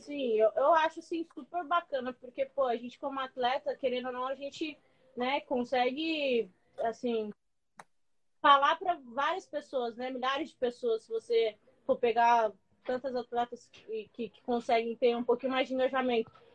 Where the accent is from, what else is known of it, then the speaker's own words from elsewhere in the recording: São Luís, Maranhão, Brazil; moved away; sou de São Luís, né, do Maranhão.